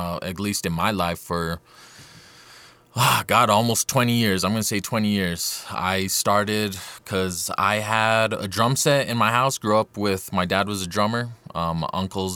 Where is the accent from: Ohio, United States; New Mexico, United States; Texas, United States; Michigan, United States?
New Mexico, United States; Las Cruces; now in Santa Fe, United States; I'm originally from Las Cruces, New Mexico, but I got deep roots here in Santa Fe